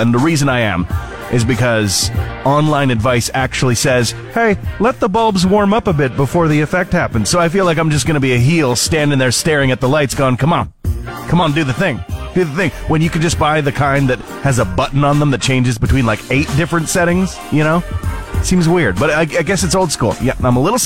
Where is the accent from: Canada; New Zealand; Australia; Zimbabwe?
Canada; Fort McMurray, Alberta; I remember growing up in Fort McMurray